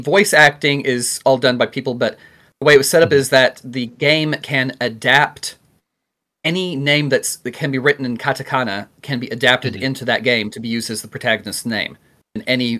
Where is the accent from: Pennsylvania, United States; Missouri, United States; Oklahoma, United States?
Oklahoma, United States; this video was about my home state.